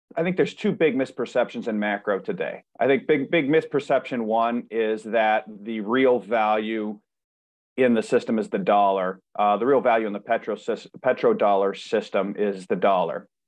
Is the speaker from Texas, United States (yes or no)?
no; Cleveland, Ohio, United States; I'm from Cleveland